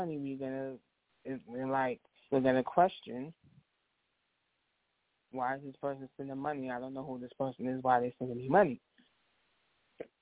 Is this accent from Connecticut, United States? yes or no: no; New York, United States; now in New Jersey, United States; I'm also from New York